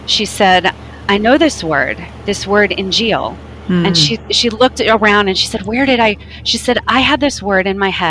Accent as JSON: {"language": "English", "country": "United States", "said": "we're from America"}